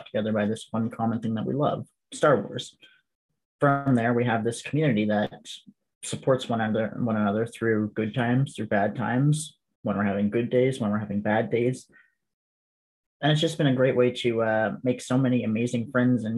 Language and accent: English; Canada; being Canadian